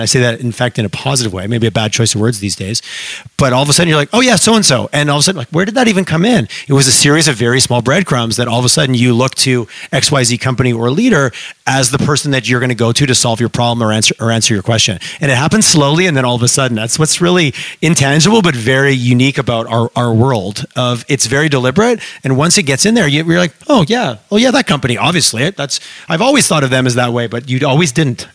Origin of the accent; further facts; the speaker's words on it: Montreal, Quebec, Canada; now in Alberta, Canada; I grew up in Montreal